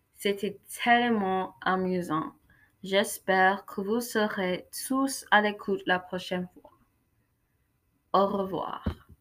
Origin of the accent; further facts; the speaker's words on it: Kansas City, Missouri, United States; French is a second language; Je viens de Kansas City, Missouri et je suis en 9e